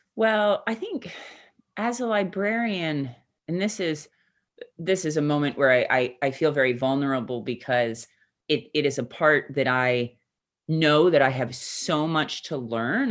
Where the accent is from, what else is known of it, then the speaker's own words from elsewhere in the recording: United States; moved away; I am an American